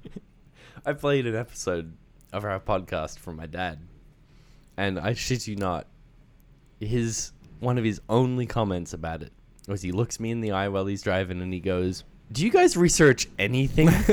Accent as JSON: {"language": "English", "country": "Australia", "tie": "born or raised there", "moved": "yes", "said": "I grew up in Australia. I spent fourteen years there"}